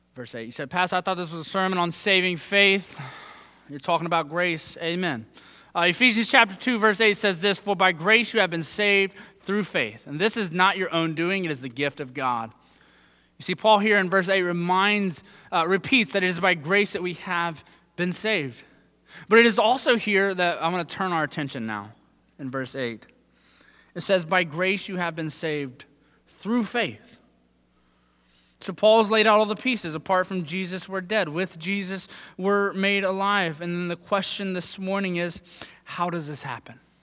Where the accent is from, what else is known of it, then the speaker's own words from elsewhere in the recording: Southern Ohio, United States; moved away; I'm from Southern Ohio